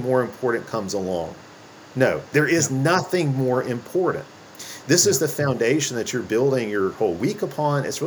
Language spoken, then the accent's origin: English; United States; as American Christians